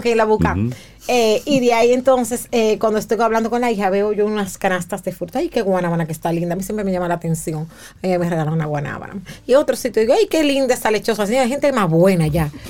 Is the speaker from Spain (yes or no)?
no; Dominican Republic; los dominicanos